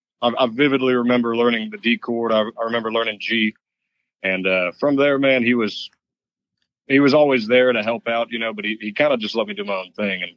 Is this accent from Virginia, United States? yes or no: no; Wortham, Texas, United States; I'm from Wortham, Texas.